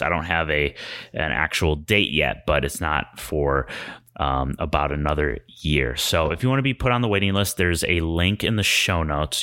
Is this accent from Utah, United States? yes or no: no; Chicago, Illinois, United States; now in Los Angeles, United States; I'm from Chicago and we don't have any kind of natural disasters. And so moving